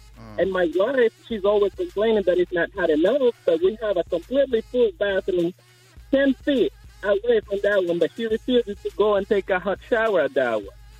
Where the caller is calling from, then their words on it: Lake Charles, Louisiana, United States; I'm calling from Lake Charles, Louisiana